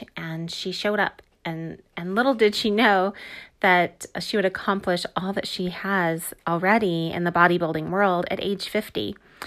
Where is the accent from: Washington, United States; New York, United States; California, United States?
California, United States; Orange County; We grew up in Orange County, California